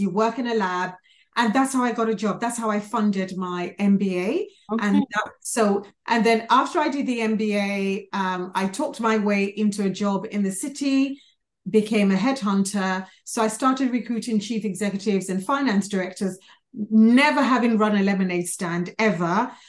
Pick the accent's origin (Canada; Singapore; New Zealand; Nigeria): Nigeria; also born or lived in London, United Kingdom; I was born in London, went to primary school in London, then got taken back to Nigeria, where it was a massive culture shock.